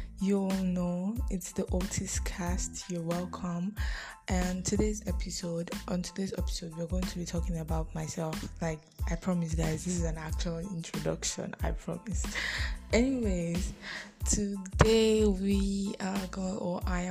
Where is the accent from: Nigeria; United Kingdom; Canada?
Nigeria; Edo; I am a Bini girl. I'm from Edo State